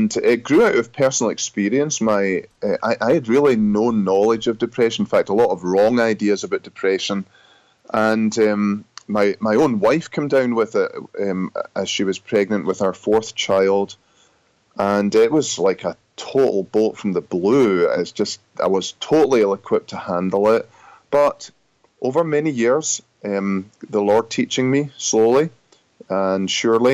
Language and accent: English; Scotland, United Kingdom; accent: Scottish; moved away as an adult; also born or lived in Grand Rapids, Michigan, United States; now in United States; I'm from Scotland originally. I pastored there for 12, 13 years and was called to serve in the U.S. in 2007. I've been here since then and now very happily an American citizen, but still with a Scottish accent